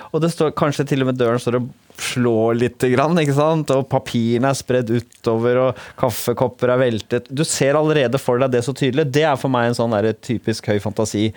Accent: Bærum, Akershus, Norway; also born or lived in Oslo; jeg kommer fra Rykken, eh, et sånt forstad utafor Oslo, ligger i Bærum.

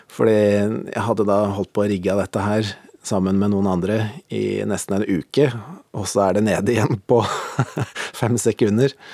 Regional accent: Valset, Innlandet, Norway; jeg vokste opp på Hedmarken i ei bitte lita bygd som heter Valset

